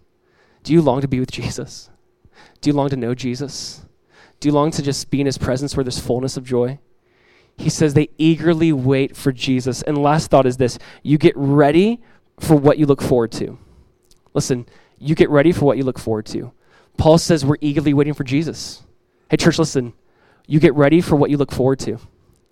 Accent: United States; United States, I'm an American citizen

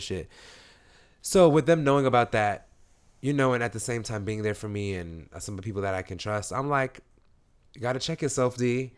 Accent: New York City, New York, United States; I'm from East New York

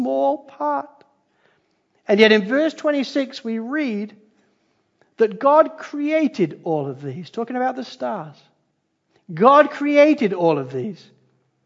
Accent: Spalding, East Midlands, United Kingdom; moved away; I grew up in Spalding in Lincolnshire in England.

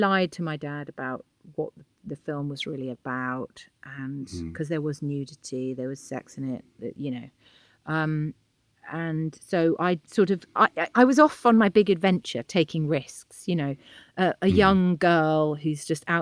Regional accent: Bath, South West England, United Kingdom; I was born in Bath

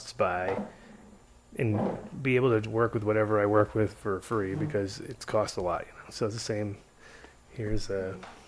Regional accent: Rhode Island, United States; I grew up in Rhode Island

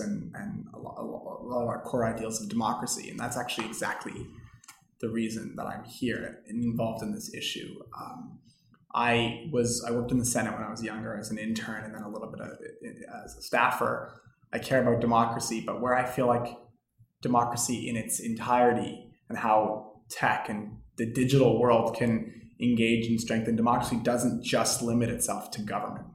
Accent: Canada; I'm just Canadian

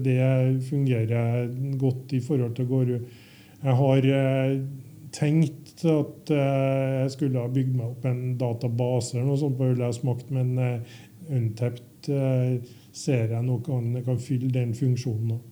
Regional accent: Trøndelag, Norway; Som trønder

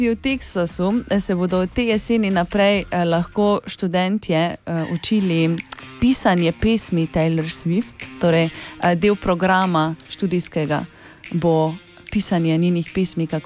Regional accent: Oplotnica, Drava, Slovenia; prihajam iz Oplotnice, mi pa rečemo, štorkla je iz gnezda vrgla tri mladiče.

